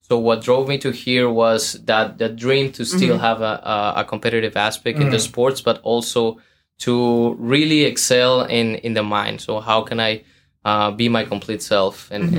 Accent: Guadalajara, Jalisco, Mexico; moved away as an adult; now in Boston, United States; I am from Jalisco, Mexico, southwest of the country.

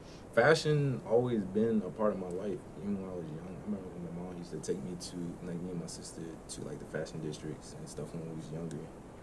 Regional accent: Washington, United States; now in Greensboro, United States; I am raised no more because I moved down here a while back, but I'm from Washington, and moved down to NC probably some time ago now.

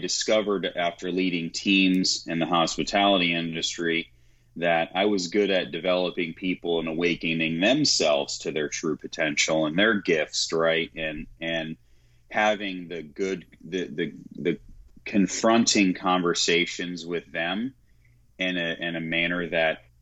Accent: Clearwater, Florida, United States; also born or lived in Tampa, Florida; We stay over in Tampa, Florida. I was born and raised in Clearwater, you know, the hard streets of Clearwater, Florida

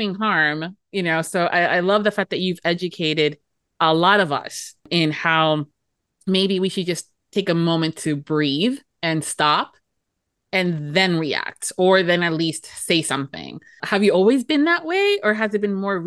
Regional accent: United States; first generation American, but Latin parents

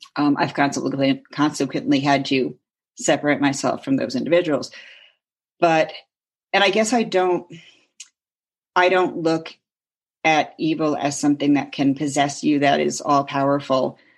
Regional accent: Connecticut, United States; Lived growing up in Connecticut, two towns over from Lyme

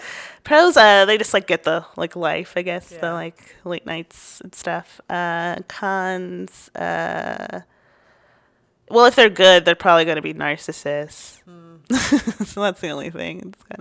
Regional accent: New York, United States; born there; now in Austin, United States; I was born in New York and made it in Austin.

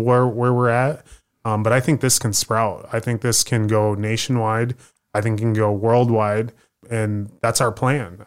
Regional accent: Des Moines, Iowa, United States; Originally from Iowa

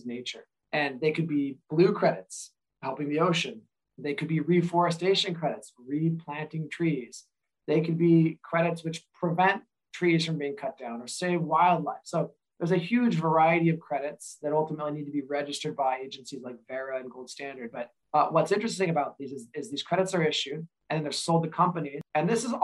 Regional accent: Eastern Washington, United States; I grew up in Eastern Washington.

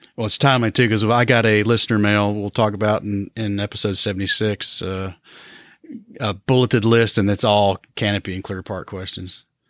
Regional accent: Johnson City, Tennessee, United States; moved away; Johnson City, Tennessee, which is my hometown

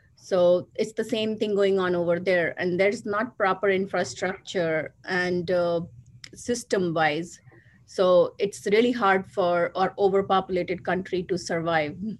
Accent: Agra, Uttar Pradesh, India; moved away as an adult; now in United States; I was born and brought up in India in the city of Taj Mahal, Agra so i've uh, lived 22 years over there and, and then i migrated to united states in 97

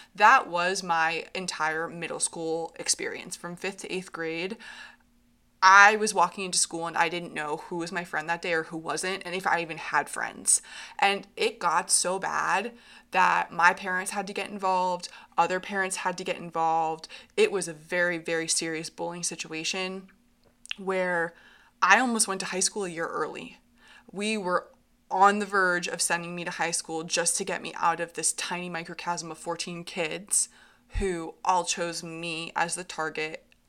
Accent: Hartland, Vermont, United States; I grew up in Heartland, Vermont.

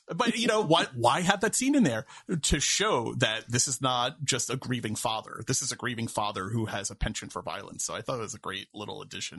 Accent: New York, United States; Listen, I'm from New York.

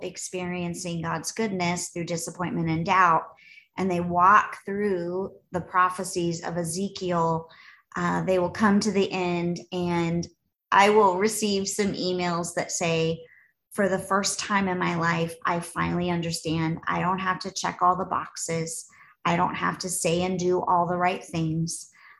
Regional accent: Los Angeles, California, United States; I don't think I've ever seen an oxen growing up in Los Angeles, Andy.

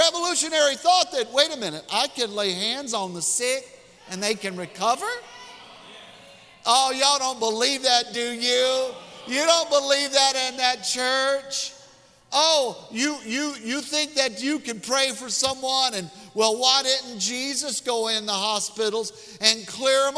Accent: Mississippi, United States; I'm from Mississippi.

